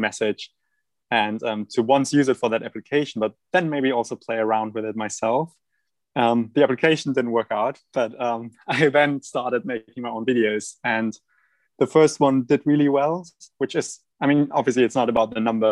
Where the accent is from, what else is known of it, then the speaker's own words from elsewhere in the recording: Germany; accent: German; that's my German accent.